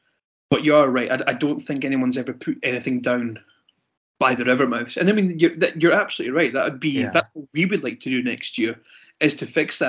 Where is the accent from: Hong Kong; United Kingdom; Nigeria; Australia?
United Kingdom; Scotland; I'm Scottish